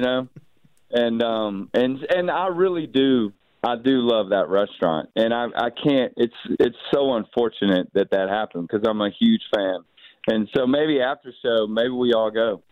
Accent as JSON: {"language": "English", "town": "Mobile", "region": "Alabama", "country": "United States", "tie": "born or raised there", "said": "growing up where I grew up in Mobile"}